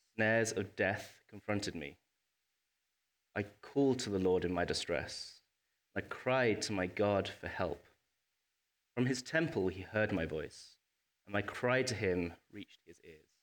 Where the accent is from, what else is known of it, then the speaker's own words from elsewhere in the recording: England, United Kingdom; moved away; my home country of England